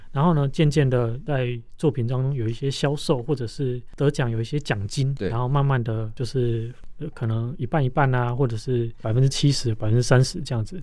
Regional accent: Longtian, Taiwan; 当我回过头来看成长的家乡，也就是龙田这个地方

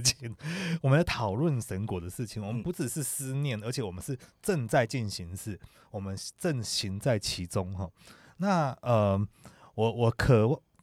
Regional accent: Taiwan; 我是台湾来的

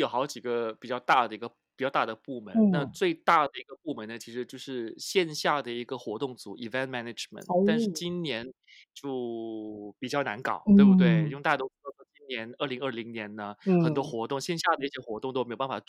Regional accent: Malaysia; 我就说我是马来西亚来的。如果对方不喜欢我的口音，觉得我从马来西亚来，我的出身比较卑贱的，那没有办法啊，因为那还是事实。

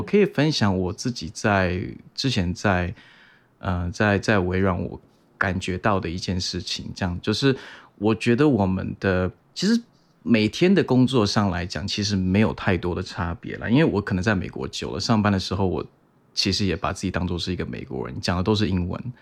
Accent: Taiwan; now in Seattle, United States; 因为我就是我小时候还是在台湾长大，所以你们多少也可能有经历过。那尤其是我是呃民国七十年的

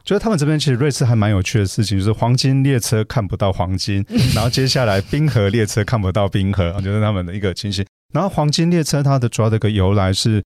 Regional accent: Taiwan; 我们很可爱的台湾人也在那边创造出一个台湾的奇迹

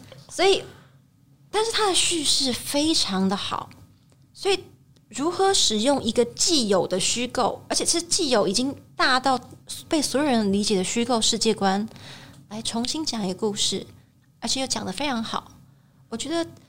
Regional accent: Taiwan; 身为台湾人，我们会更熟悉

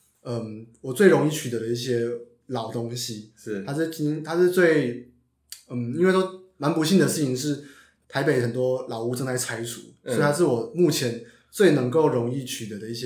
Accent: Taichung, Taiwan; now in Taipei, Taiwan; 我是台中人

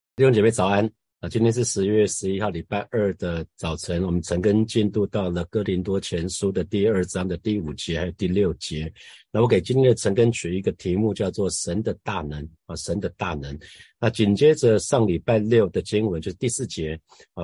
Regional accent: Hsinchu, Taiwan; 我们新竹老家后面，呃，离，离我们家非常近的一两分钟的一个妈祖庙

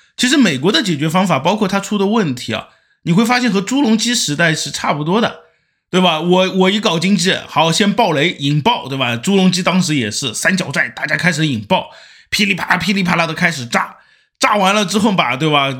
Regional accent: Shanghai, China; 我们上海人的宽带山论坛

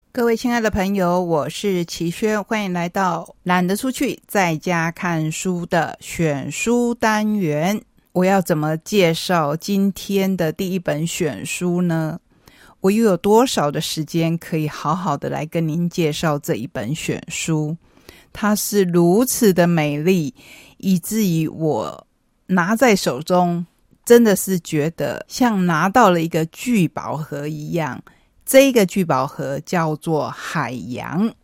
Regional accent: Taitung, Taitung County, Taiwan; 我是台东人

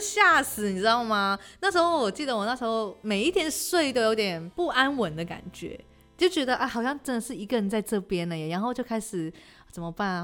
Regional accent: Hong Kong; moved away as an adult; now in Taiwan; 我是来自香港的女生

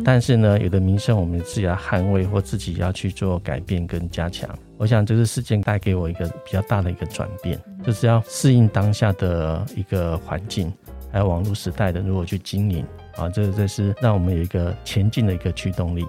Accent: a small village below Sun Moon Lake, Nantou County, Taiwan; moved away; 我是在日月潭山下的 的一个小村庄出生

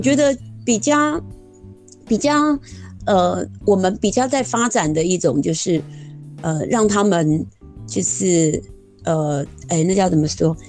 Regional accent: Lishan, Taichung, Taiwan; moved away; also born or lived in Meihua, Jianshi Township, Hsinchu County; 我的原生地是在，呃，台中县梨山

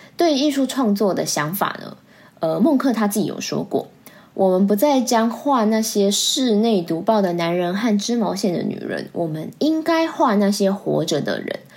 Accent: Taiwan; 我们台湾人

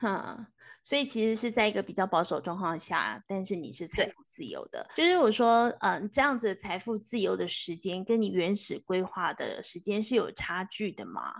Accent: Taiwan; 你保有一种我们台湾人、中国人的一种传统的思想

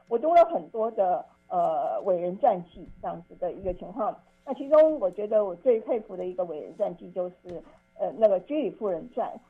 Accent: Taipei, Taiwan; 我当时的国中我念的是当时一个明星一中学，就是台北的金华女中

